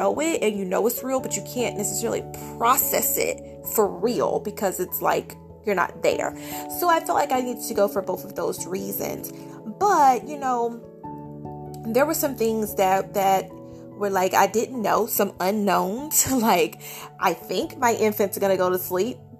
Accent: Georgia, United States; moved away as an adult; now in California, United States; I'm from Georgia. My husband is as well.

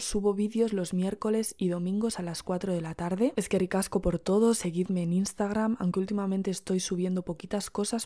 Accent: Basque Country, Spain; accent: Basque; me salen unas R's como mazo vascas

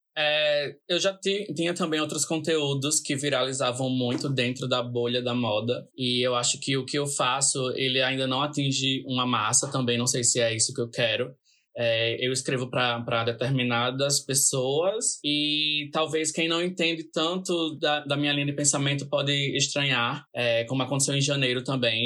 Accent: Natal, Rio Grande do Norte, Brazil; me perguntam de onde eu sou. Né? Mesmo eu, em todas as publicações eu coloco Natal, Natal, Natal lá em cima, né? na localização

